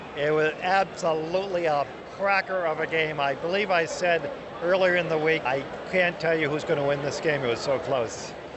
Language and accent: English; Boston, Massachusetts, United States; moved away; I am from New England originally, Boston area